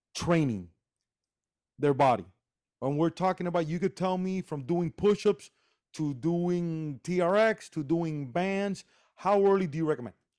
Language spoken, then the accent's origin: English; Miami, Florida, United States; also born or lived in Cuba; I'm from Cuba, okay? And I was raised here and I played baseball here in Miami.